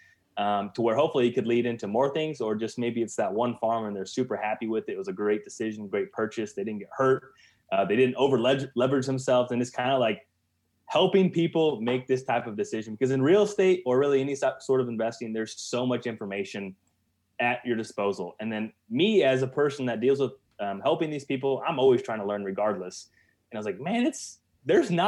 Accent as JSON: {"language": "English", "region": "Central Illinois", "country": "United States", "said": "I'm from Central Illinois, not too far from you guys, really, as the crow flies"}